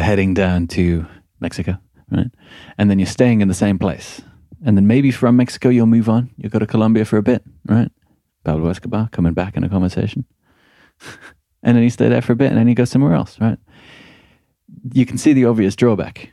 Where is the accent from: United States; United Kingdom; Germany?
United Kingdom; Midlands; moved away; I'm from the Midlands.